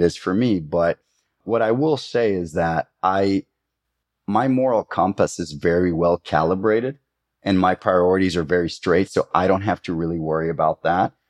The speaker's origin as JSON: {"language": "English", "country": "Costa Rica", "tie": "born or raised there", "said": "growing up in Costa Rica"}